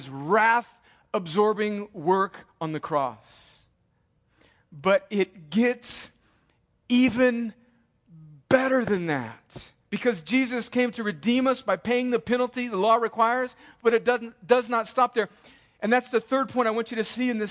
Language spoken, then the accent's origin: English; El Centro, California, United States; moved away as an adult; They still live in the same house that I grew up in, 503 Winsley Avenue in El Centro, California, 92243.